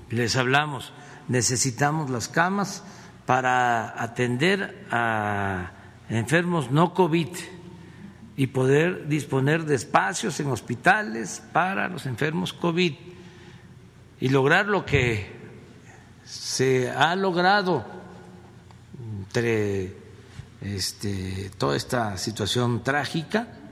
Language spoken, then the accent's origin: Spanish; Mexico; lo que somos los mexicanos muy fraternos, muy humanos.